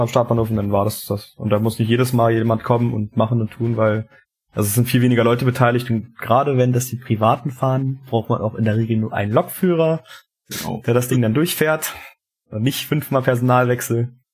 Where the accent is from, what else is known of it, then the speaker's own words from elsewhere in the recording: eastern Germany, Brandenburg, Germany; uns hier im, im Osten